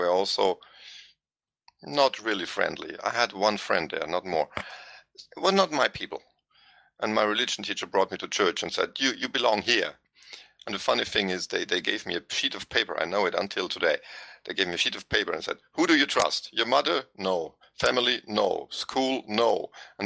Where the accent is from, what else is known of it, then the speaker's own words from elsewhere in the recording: Vienna, Austria; English is a second language; moved away as an adult; now in Tyrol, Austria; I'm from Vienna